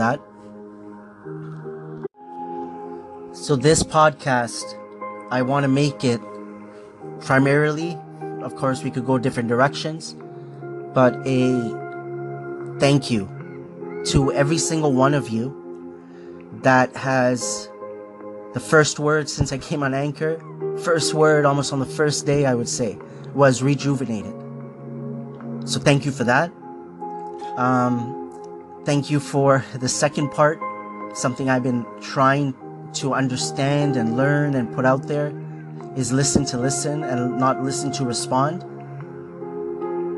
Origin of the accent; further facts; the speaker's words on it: Markham, Ontario, Canada; also born or lived in Scarborough, Ontario; I was born in Scarborough, Ontario, this is Canada. When I was 6 years old, we moved to Markham